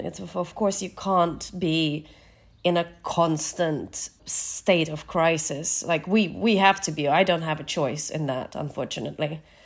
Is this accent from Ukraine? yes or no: yes; Nova Kakhovka, Kherson Oblast, Ukraine; moved away; Kachowka in my hometown